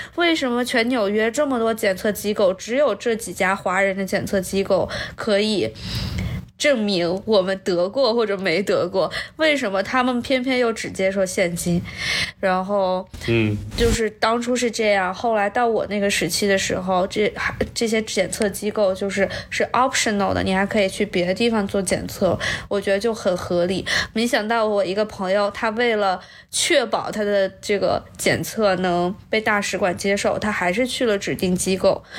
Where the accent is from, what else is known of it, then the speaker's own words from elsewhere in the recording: Nanjing, Jiangsu, China; now in United States; 我是南京人